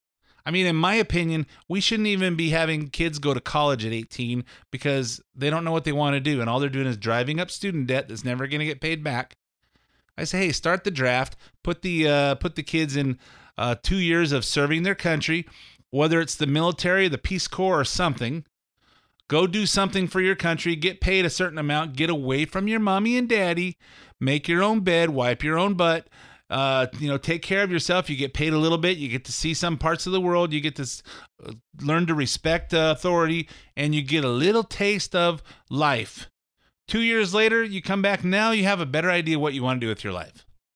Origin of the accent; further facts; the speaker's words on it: California, United States; I was born in California. I've lived here all my life.